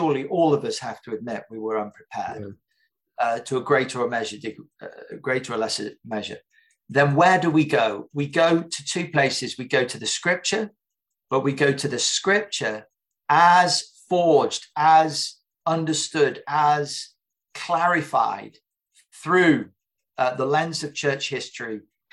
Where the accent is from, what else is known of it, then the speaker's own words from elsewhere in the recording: England, United Kingdom; an English Reformed Baptist